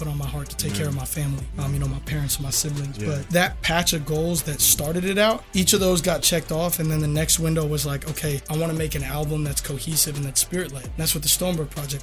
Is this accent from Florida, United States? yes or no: yes; Florida, United States; I'm from Florida